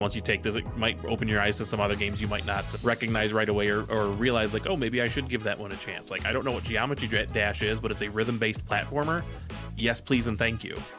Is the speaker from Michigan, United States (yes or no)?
yes; Detroit, Michigan, United States; I am from Detroit